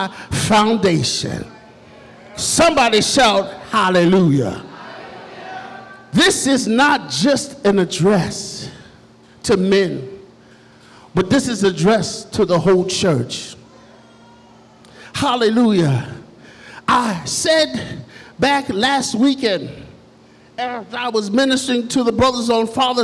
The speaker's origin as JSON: {"language": "English", "town": "New York City", "region": "New York", "country": "United States", "tie": "born or raised there", "said": "I was born in Jamaica, Queens, New York, in the south side of Queens, where all of the drug dealers and gangbangers and all of the stuff was going on, I had a mother and a father that loved Jesus"}